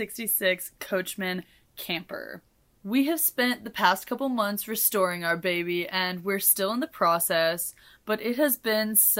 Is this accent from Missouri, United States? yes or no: yes; Kansas City, Missouri, United States; I am from the smack middle of the United States. Kansas City, KCMO, and as much as I love my city